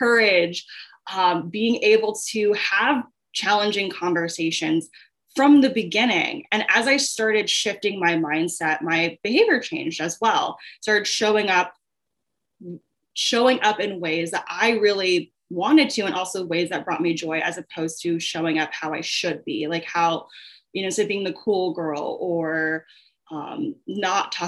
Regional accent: Long Beach, California, United States; now in Chicago, United States; I am originally from Long Beach, California, but I now reside in Chicago, Illinois

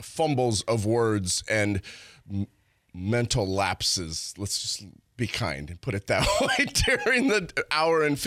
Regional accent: Pennsylvania, United States; moved away; I am native from Pennsylvania

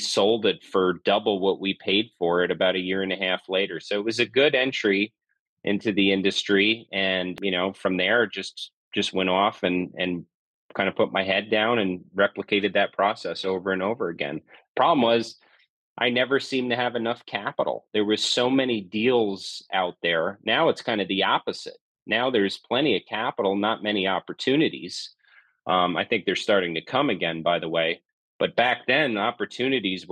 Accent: New York, United States; moved away as an adult; now in Southern California, United States; I'm from New York, is where I'm born and raised, but moved out to SoCal back in 2002

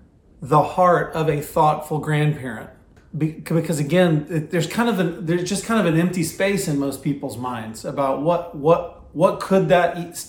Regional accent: Houston, Texas, United States; Southern Baptist world in Houston is where I grew up

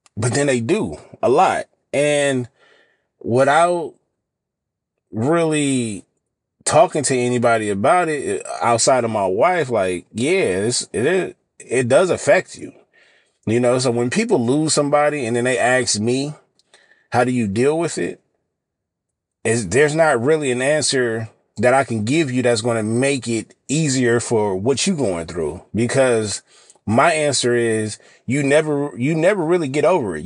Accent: California, United States; I live in California, born and raised in California

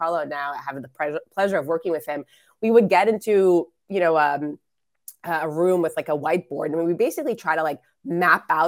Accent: Israel; moved away; I was born and raised in Israel

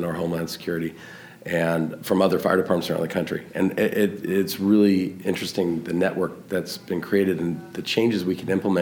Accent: Southern California, United States; I am from Southern California

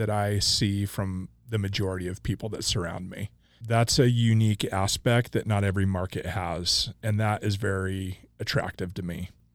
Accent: Coeur d'Alene, Idaho, United States; now in Boise, United States; I grew up in Coeur d'Alene, Idaho

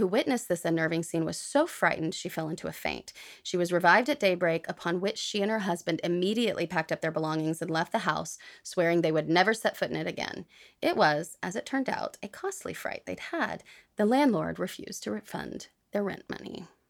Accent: United States; I am from the United States

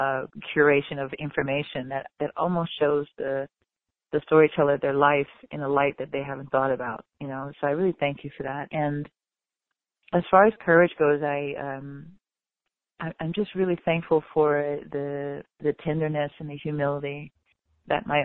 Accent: the South, United States; now in Chicago, United States; as a Southerner

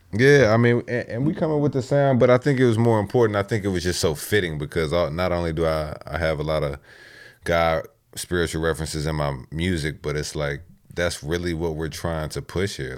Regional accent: Texas, United States; now in Virginia, United States; I grew up in Texas

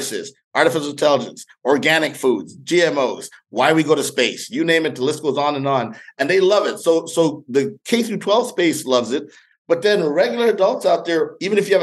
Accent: Montreal, Quebec, Canada; moved away; I grew up in Montreal, Canada

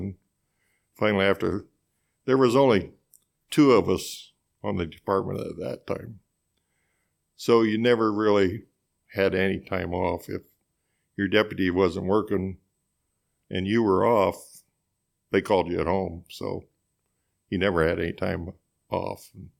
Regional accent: Couch, Missouri, United States; Well, I grew up on a dairy farm southeast of town, and my dad milked cows there

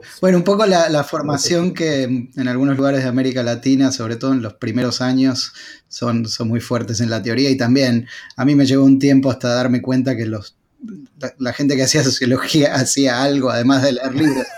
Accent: Argentina; now in Austin, United States; Soy originalmente de Argentina

